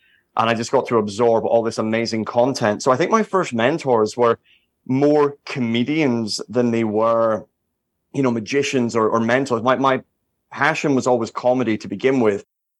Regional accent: Edinburgh, Scotland, United Kingdom; now in Las Vegas, United States; I mean, I grew up in Edinburgh, in Scotland, where we have the Edinburgh Fringe Festival

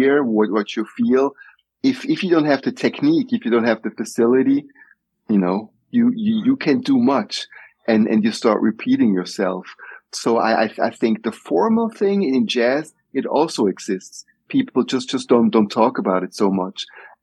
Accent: Switzerland; moved away as an adult; also born or lived in Nigeria / United States; growing up in Switzerland

